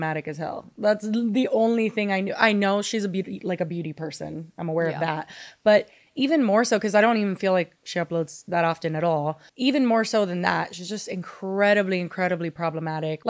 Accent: Miami, Florida, United States; born and raised in Miami-Dade County

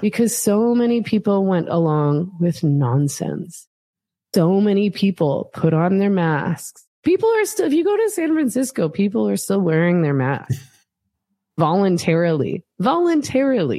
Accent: Vancouver, British Columbia, Canada; I'm from Vancouver

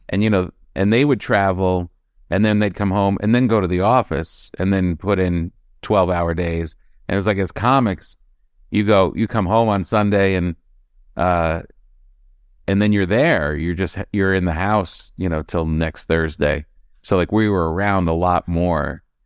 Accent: East Coast, United States; moved away; also born or lived in New York / Los Angeles; we're from the East Coast

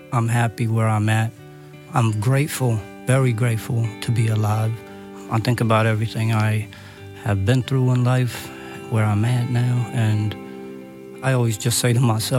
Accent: Manhattan, New York, United States; I'm from Manhattan, and I am a case manager at a place called Project Renewal in Manhattan.

